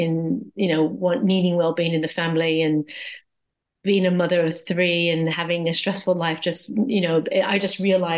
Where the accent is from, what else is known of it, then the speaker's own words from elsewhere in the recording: Hawaii, United States; also born or lived in Japan; now in Surrey Hills, United Kingdom; So I am American, originally from Hawaii